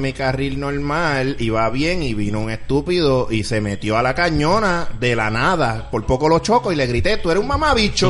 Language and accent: Spanish; Puerto Rico; como puertorriqueño